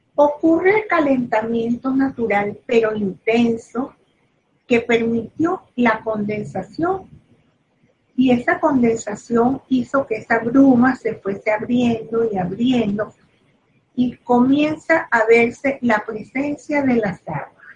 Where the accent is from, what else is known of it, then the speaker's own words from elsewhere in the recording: Venezuela; soy venezolana